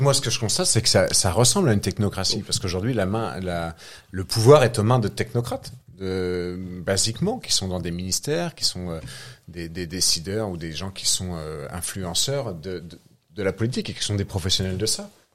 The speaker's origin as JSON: {"language": "French", "country": "France", "said": "On est des Français qui vivent en France"}